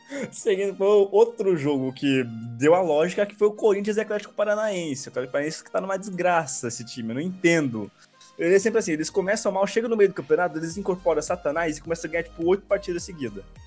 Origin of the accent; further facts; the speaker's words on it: Brazil; eu sou brasileiro